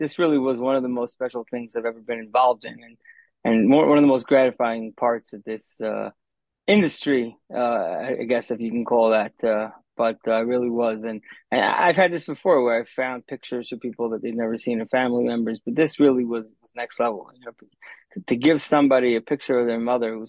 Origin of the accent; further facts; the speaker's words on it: United States; also born or lived in Israel; I lived in Israel for a few years, but I was born and raised in America